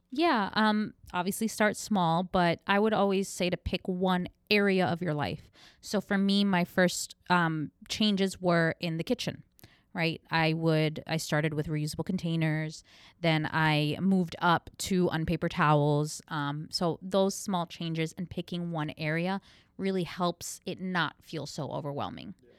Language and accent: English; New York, United States; moved away as an adult; now in Orlando, United States; I'm from New York.